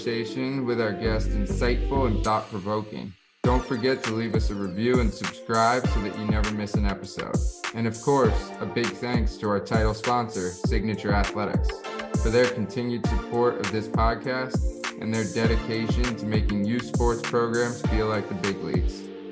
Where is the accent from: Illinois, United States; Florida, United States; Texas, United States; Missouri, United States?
Florida, United States; Jupiter; growing up in Florida, I watched our high school, Jupiter High, go from club to varsity